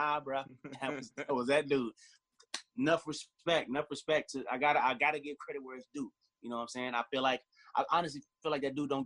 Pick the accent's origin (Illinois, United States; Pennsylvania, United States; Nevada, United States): Nevada, United States; Las Vegas; I grew up in Vegas, and that was primarily where I was at.